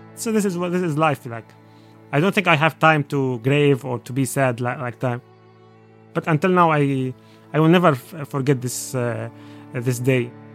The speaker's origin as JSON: {"language": "English", "town": "Aleppo", "region": "Aleppo Governorate", "country": "Syria", "tie": "born or raised there", "second_language": "English", "moved": "as an adult", "lives_now": "Dublin, Ireland", "said": "I am from Aleppo, Syria"}